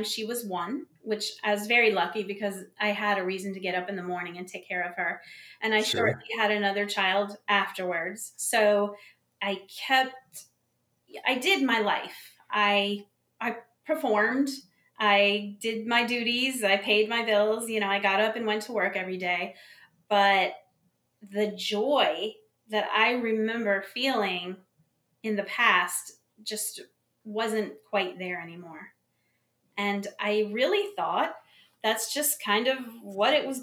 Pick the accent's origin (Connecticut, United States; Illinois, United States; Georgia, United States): Connecticut, United States; also born or lived in Buffalo, New York; now in South Carolina, United States; I was born in Buffalo, New York, and grew up in Connecticut before I moved here to South Carolina.